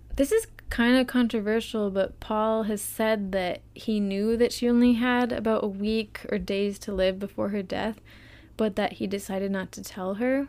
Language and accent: English; United States; we're American